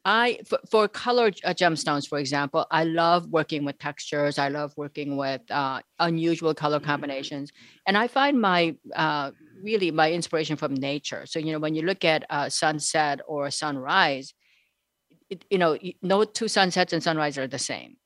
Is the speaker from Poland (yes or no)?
no; South Korea; moved away; I'm actually from South Korea